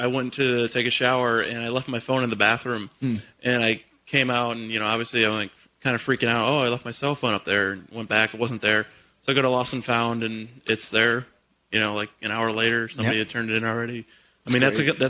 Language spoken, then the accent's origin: English; La Crosse, Wisconsin, United States; I'm from La Crosse, Wisconsin, and I run a blog, lacrossewatchdog.org, and I just try to highlight what's going on in my locality